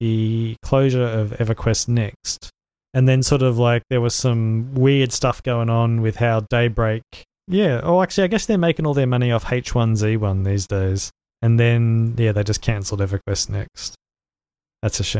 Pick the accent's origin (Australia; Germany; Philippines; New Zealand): Australia; as an Australian